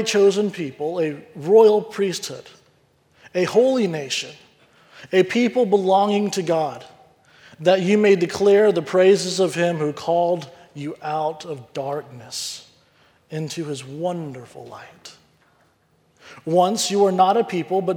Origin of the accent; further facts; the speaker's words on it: the South, United States; growing up in the South